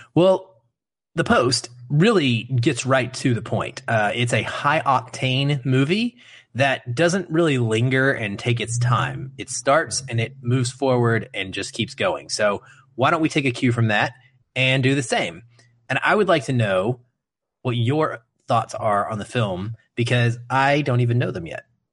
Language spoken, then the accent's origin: English; United States